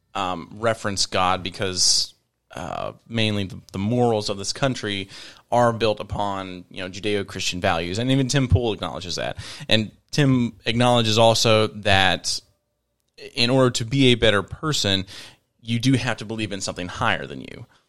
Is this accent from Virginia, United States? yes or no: yes; Virginia, United States; moved away as an adult; also born or lived in Northern Kentucky; now in Kentucky, United States; I'm originally from Virginia. Uh, moved up here in 2015